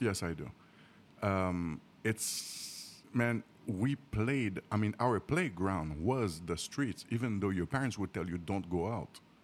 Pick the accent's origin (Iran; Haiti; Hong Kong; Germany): Haiti; moved away as an adult; now in United States; I'm a general contractor from Haiti